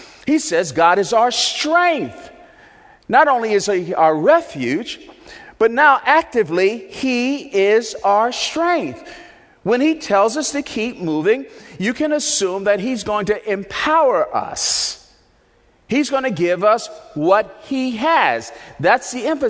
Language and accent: English; Newark, New Jersey, United States; when I was a little boy and growing up in Newark, New Jersey